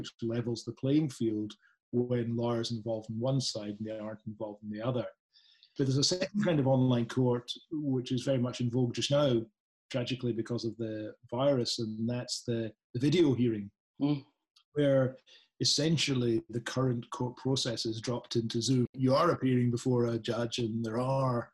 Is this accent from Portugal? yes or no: no; Scotland, United Kingdom; accent: Scottish; a Scottish accent